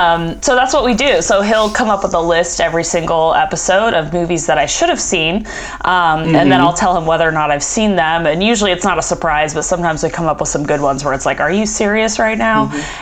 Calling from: Phoenix, Arizona, United States; Phoenix, Arizona.

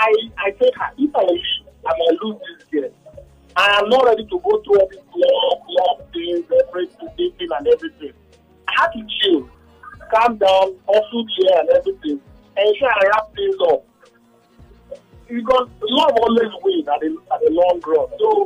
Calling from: Ikeja, Lagos, Nigeria; I'm calling from Ikeja.

